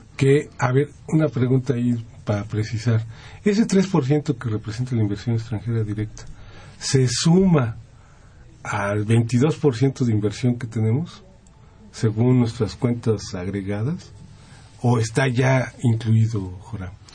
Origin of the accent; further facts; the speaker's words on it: Mexico; nosotros, como mexicanos